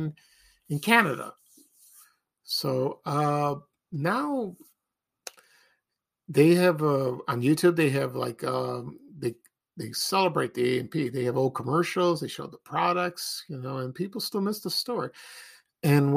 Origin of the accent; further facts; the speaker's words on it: Chicago, Illinois, United States; when I was growing up in Chicago